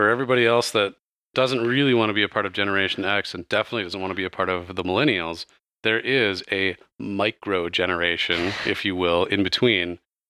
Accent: Oregon, United States; That sounds like a hillbilly. I'm from Oregon.

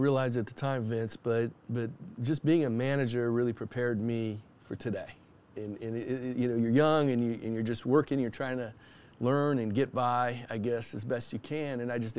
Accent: Michigan City, Indiana, United States; I grew up in northern Indiana, a town called Michigan City, right up on the lake.

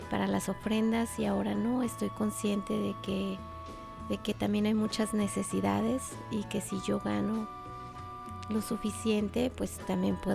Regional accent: Mexico; Sí, todos. somos de México.

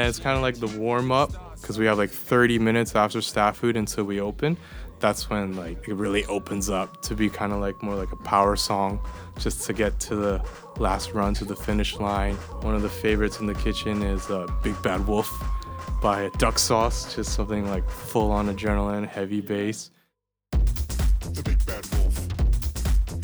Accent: Edmonton, Alberta, Canada; moved away as an adult; now in Copenhagen, Denmark; so I was born and raised in Edmonton, Alberta, in Canada.

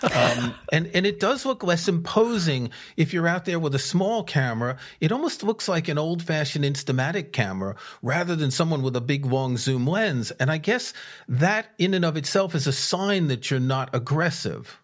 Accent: New York, United States; moved away; also born or lived in Paris; I grew up in a city. I grew up in New York.

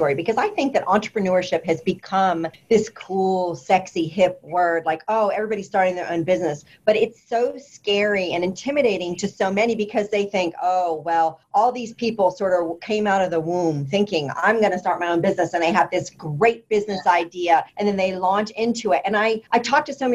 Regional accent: Indianapolis, Indiana, United States; now in Austin, United States; my hometown, Indianapolis, Indiana

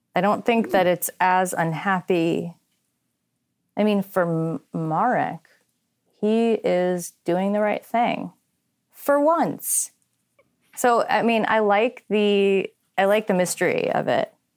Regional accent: New England, United States; I'm from New England.

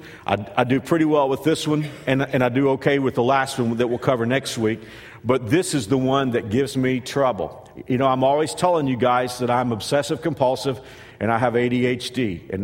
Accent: United States; Growing up in America

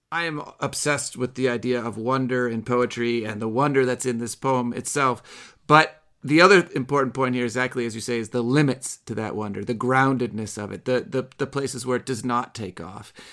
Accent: around Lake Michigan, Midwest, United States; I'm from the Midwest. I, I grew up around Lake Michigan

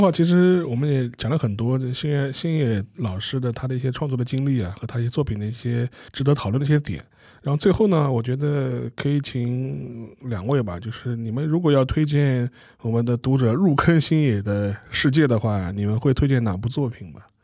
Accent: China; 我们中国人

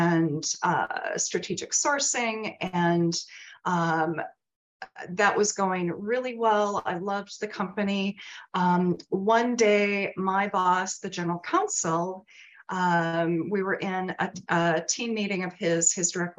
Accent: Minneapolis, Minnesota, United States; I went to work for one of the larger law firms in my hometown of Minneapolis.

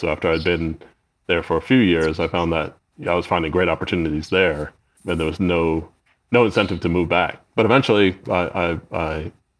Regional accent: New York, United States; also born or lived in United Kingdom / Stanford, California / Los Angeles, California; now in Lake Arrowhead, United States; So I'm from New York originally. That was a long time ago. So by way of Britain, which I lived in for 17 years after where we first met at Stanford.

